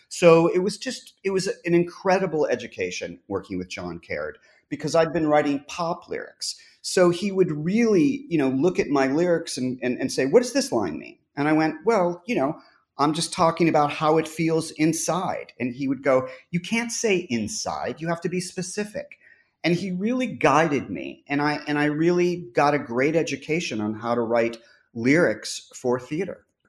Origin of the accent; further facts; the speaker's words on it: Los Angeles, California, United States; I grew up in Los Angeles